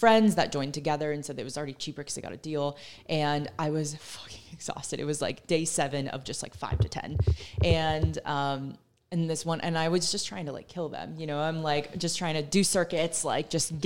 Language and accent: English; Tampa, Florida, United States; I am from Tampa